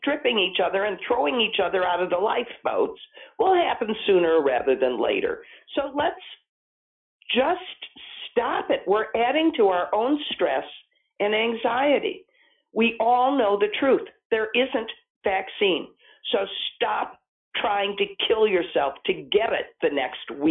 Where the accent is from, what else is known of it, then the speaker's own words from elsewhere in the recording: St. Louis, Missouri, United States; moved away; my hometown St. Louis newspaper